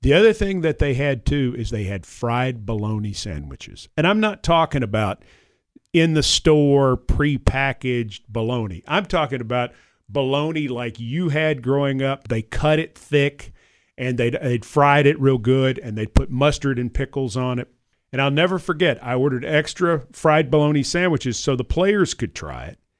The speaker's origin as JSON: {"language": "English", "town": "Franklin", "region": "Tennessee", "country": "United States", "tie": "born or raised there", "said": "I grew up in Franklin"}